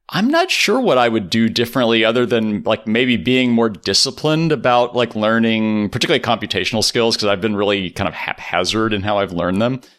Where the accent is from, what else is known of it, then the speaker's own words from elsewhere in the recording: Rosenberg, Texas, United States; I grew up in Texas.